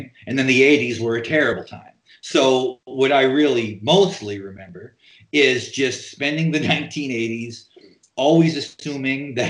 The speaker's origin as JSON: {"language": "English", "region": "North Dakota", "country": "United States", "tie": "born or raised there", "also_born_or_lived": "New York", "moved": "yes", "lives_now": "Portland, United States", "said": "growing up in North Dakota, I assumed the difference between life in rural North Dakota and life in New York"}